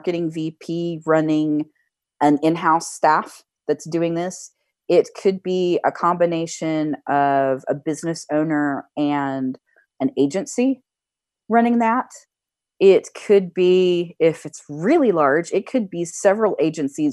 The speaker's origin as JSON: {"language": "English", "country": "United States", "said": "I'm an American"}